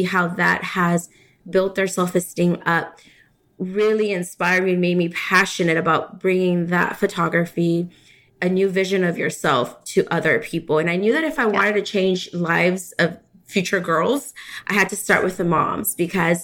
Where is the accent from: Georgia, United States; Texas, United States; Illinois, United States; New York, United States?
Texas, United States; Houston; also born or lived in Mexico; I'm from Houston, Texas